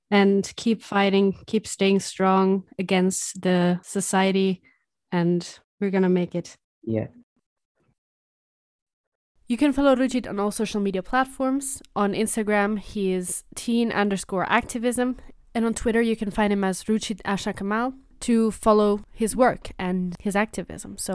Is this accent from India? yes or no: yes; Rajouri, Jammu and Kashmir, India; I'm from Rajouri, India.